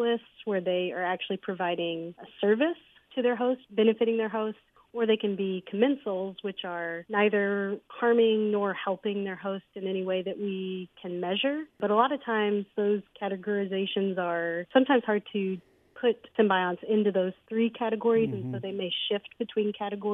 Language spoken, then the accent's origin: English; North Little Rock, Arkansas, United States; also born or lived in Memphis, Tennessee / Jonesboro, Arkansas; I was born and raised in North Little Rock, Arkansas